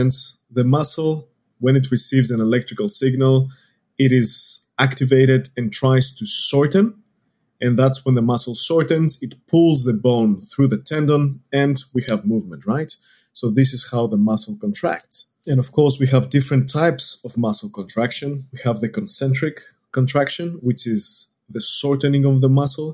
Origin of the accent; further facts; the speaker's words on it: Greece; moved away as an adult; now in Australia; I'm not from around here. You can tell it from my accent. I'm from Greece.